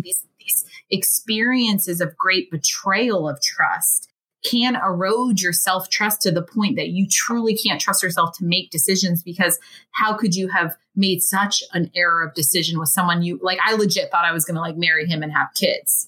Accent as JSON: {"language": "English", "country": "United States", "tie": "born or raised there", "said": "growing up in the United States"}